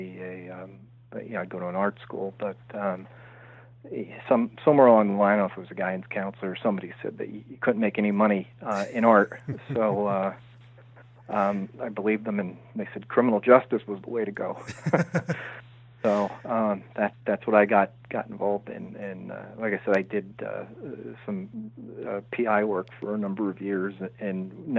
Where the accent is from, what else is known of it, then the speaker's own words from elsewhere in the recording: Pennsylvania coal region, United States; also born or lived in New Haven, Connecticut; my mother and I moved back to Pennsylvania, where, you know, I've lived most of my life in the Pennsylvania coal region.